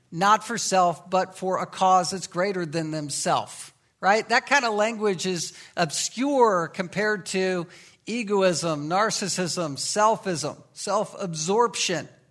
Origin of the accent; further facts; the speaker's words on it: the Bible Belt, United States; I was growing up in the Bible Belt